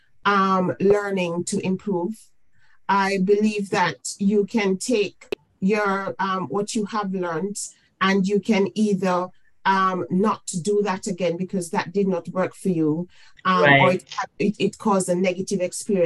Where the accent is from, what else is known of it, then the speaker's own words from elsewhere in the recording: Jamaica; now in United Kingdom; I am from the Caribbean. I'm from Jamaica. I came mm-hmm. into the United Kingdom